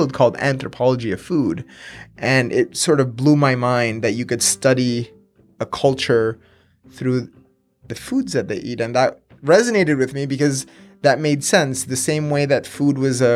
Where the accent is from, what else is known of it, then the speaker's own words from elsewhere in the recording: Miami, Florida, United States; also born or lived in Venezuela / upstate New York; I grew up in Miami, went to school in upstate New York.